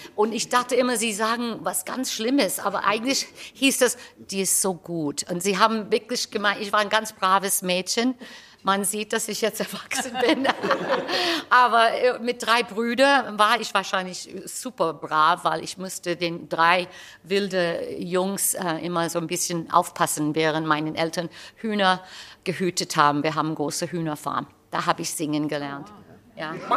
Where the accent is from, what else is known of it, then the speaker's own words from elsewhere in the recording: United States; accent: American; German is a second language; moved away; ich habe einen amerikanischen Akzent, wenn ich Deutsch spreche